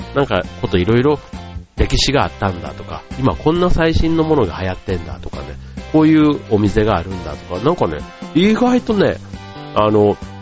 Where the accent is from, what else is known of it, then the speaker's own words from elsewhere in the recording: Yao, Osaka, Japan; now in Tokyo, Japan; 出身は大阪なんですけども、大阪の八尾市というところが、まあ、出身なんですね